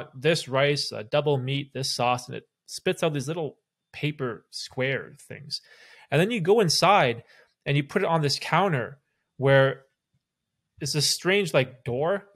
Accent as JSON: {"language": "English", "area": "Toronto area", "region": "Ontario", "country": "Canada", "tie": "born or raised there", "also_born_or_lived": "Bermuda", "said": "we sort of grew up in Canada by Toronto"}